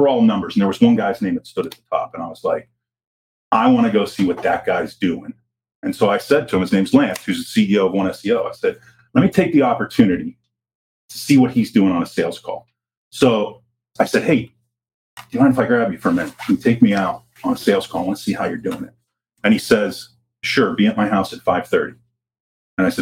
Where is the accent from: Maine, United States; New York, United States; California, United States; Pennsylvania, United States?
Pennsylvania, United States; Pittsburgh; moved away; I'm originally from Pittsburgh, blue collar town